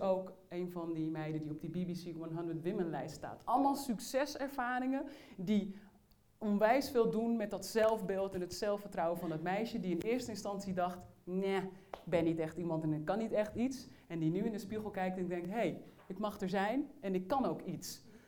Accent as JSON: {"language": "Dutch", "town": "Uithoorn", "region": "North Holland", "country": "Netherlands", "tie": "born or raised there", "said": "ik ben opgegroeid in Uithoren. Dat is een plaats niet ver van Amsterdam."}